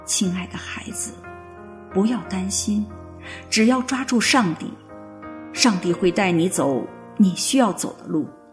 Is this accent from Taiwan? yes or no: no; Guangxi, China; moved away as an adult; now in United States; 我的家乡是山歌缭绕的刘三姐的故乡广西。大学毕业以后，我考进了政府税务部门，成为了一名公务员。